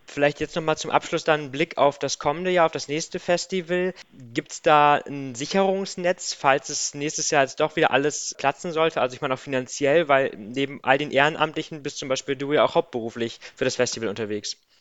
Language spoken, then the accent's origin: German; Diepholz area, Lower Saxony, Germany; ich bin ja in der Gegend aufgewachsen